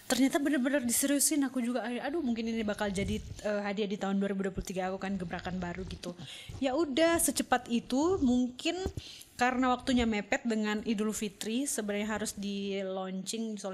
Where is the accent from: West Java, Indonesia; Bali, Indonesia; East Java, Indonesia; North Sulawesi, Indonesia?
North Sulawesi, Indonesia; Manado; ada teman saya orang Manado juga Om Rudi Lohok